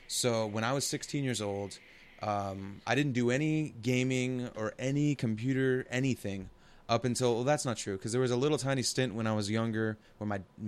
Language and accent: English; Portland, Oregon, United States; I'm from the Portland area